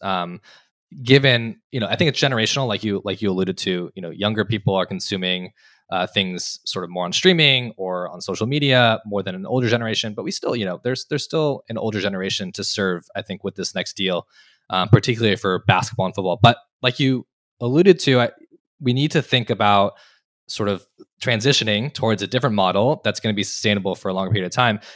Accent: Los Angeles, California, United States; moved away as an adult; also born or lived in Berkeley, California / Annapolis, Maryland; I grew up in California, born and raised in Los Angeles

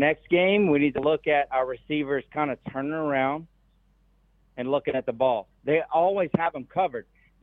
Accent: South Louisiana, United States; now in Texas, United States; I grew up in South Louisiana and now I live in Texas.

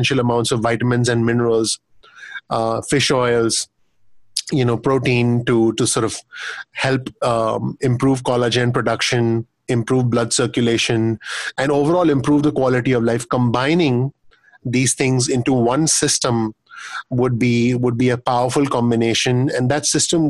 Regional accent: India; now in United States; having lived, living and growing up in India

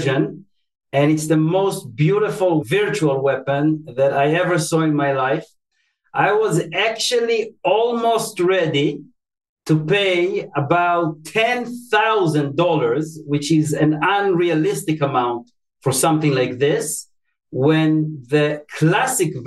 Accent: Tel Aviv, Tel Aviv District, Israel; moved away; I was born and raised in Tel Aviv, Israel

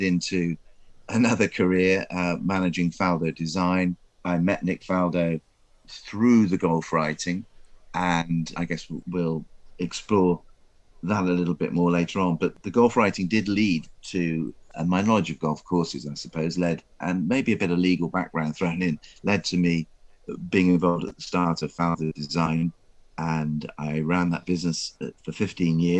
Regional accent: Exeter, South West England, United Kingdom; I was brought up in Exeter

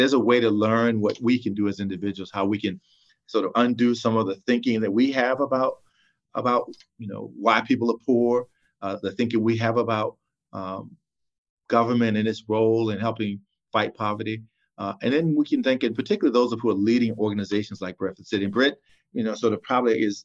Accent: Virginia, United States; moved away as an adult; now in California, United States; Chesapeake, Virginia, which is near my hometown of North Virginia

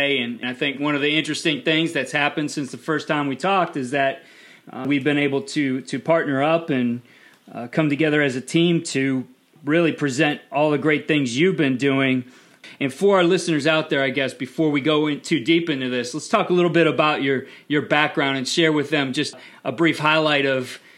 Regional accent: Cleveland, Ohio, United States; my hometown team, the Cleveland Browns

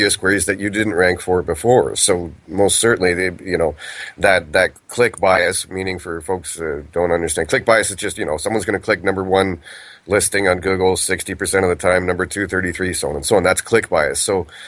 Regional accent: Canada; I'm Canadian

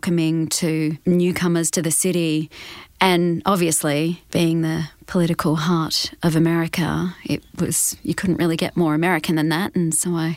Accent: Perth, Western Australia, Australia; moved away as an adult; now in Los Angeles, United States; growing up in Perth

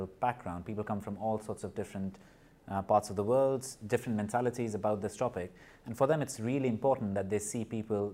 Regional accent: Nepal; moved away; also born or lived in India; I was born in Nepal. I grew up in Nepal and in India.

